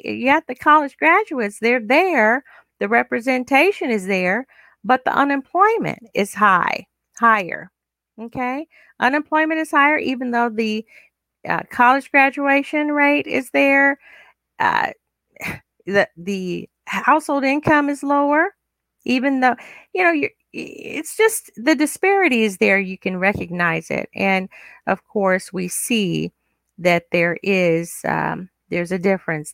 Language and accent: English; United States; African American, we are African American